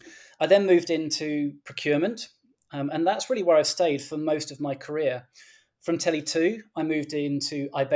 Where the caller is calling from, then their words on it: Berkhamsted, East of England, United Kingdom; So I'm joining you from Berkhamsted, which is a small town on the outskirts of London. We're in the county of Hertfordshire, about a 30-minute train ride from central London.